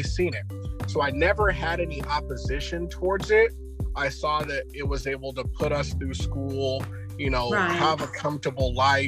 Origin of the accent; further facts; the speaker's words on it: Fresno, California, United States; We're from Fresno, California.